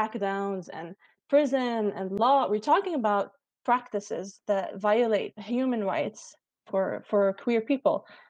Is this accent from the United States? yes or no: no; Lebanon; I come from Lebanon